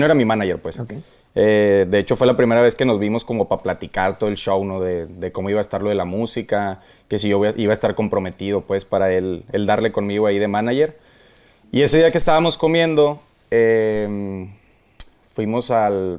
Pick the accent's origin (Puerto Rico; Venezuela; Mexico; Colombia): Mexico; Monterrey, Nuevo León; somos de Monterrey